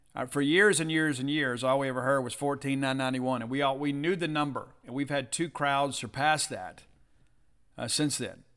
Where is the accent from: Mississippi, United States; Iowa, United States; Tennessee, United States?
Mississippi, United States; South; I'm from South Mississippi, you know, so we shelled peas